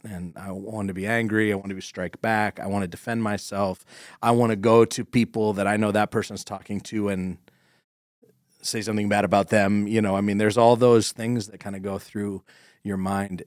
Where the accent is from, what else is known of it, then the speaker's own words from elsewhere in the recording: Corry, Pennsylvania, United States; I grew up in Corrie next to Dodd's